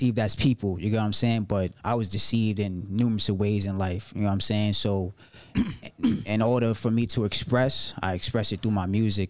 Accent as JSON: {"language": "English", "town": "New York City", "region": "New York", "country": "United States", "also_born_or_lived": "Soundview, Bronx", "said": "I was born into foster care. So I'm from Brooklyn, but okay. I'm representing the Bronx. You okay. know what I'm saying? Right. So right now I'm in a pound. I'm in Soundview."}